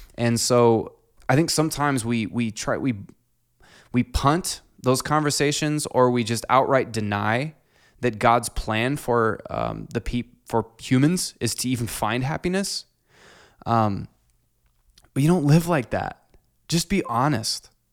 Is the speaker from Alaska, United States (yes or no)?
no; Clinton, Iowa, United States; growing up in Clinton